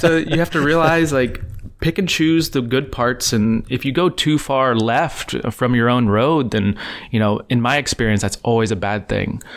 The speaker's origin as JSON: {"language": "English", "region": "East Texas", "country": "United States", "tie": "born or raised there", "moved": "yes", "said": "where I grew up in Texas."}